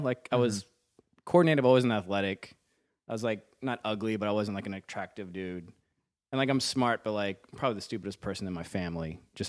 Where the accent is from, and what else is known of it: Virginia, United States; born or raised there; moved away